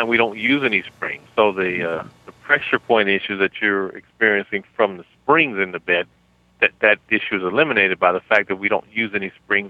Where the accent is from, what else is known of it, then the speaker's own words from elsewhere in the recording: Chicago, Illinois, United States; that's my hometown.